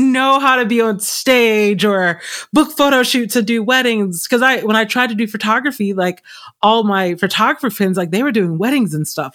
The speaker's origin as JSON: {"language": "English", "town": "Stone Mountain", "region": "Georgia", "country": "United States", "tie": "born or raised there", "also_born_or_lived": "California", "moved": "yes", "lives_now": "Arizona, United States", "said": "I grew up in a very creative family. I'm originally from Atlanta, Georgia area, specifically Stone Mountain area, a little outside of Atlanta."}